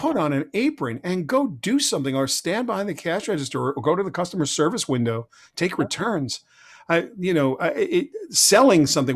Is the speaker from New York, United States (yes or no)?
yes; Huntington, New York, United States; also born or lived in Brooklyn, New York; I grew up in Huntington, Long Island, uh, kind of a blue collar neighborhood